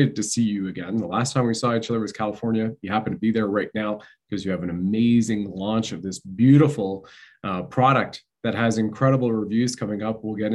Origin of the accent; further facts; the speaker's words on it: Canada; I grew up in Canada, right? Was part of the Canadian Armed Forces